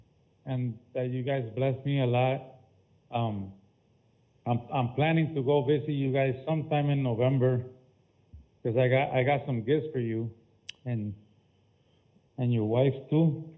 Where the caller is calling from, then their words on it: Alabama, United States; I'm calling from Alabama.